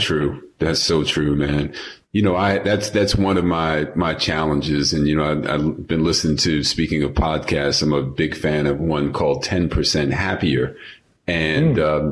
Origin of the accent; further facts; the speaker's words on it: New York City, New York, United States; moved away; also born or lived in Los Angeles; I'm a New Yorker. I'm a native New Yorker, so having grown up there